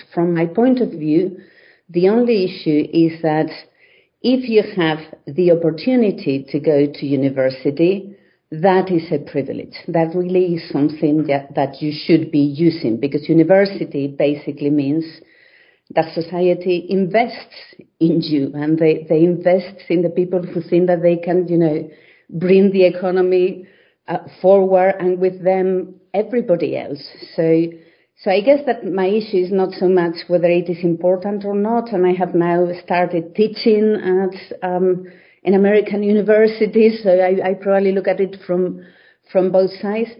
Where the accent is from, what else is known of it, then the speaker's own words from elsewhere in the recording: Spain; moved away as an adult; also born or lived in Belgium; now in London, United Kingdom; I was born in Spain, and I studied there during all my studying years, really. So I did a school there in my village